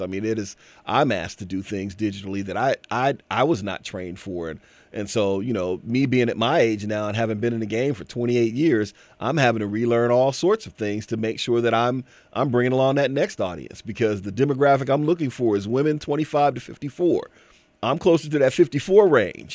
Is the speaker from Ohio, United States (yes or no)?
yes; Canton, Ohio, United States; I'm from Canton, Ohio